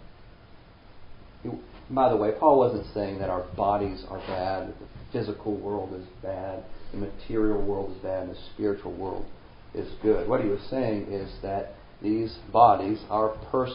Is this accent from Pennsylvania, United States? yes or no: no; Springfield, Missouri, United States; I grew up in around Springfield, Missouri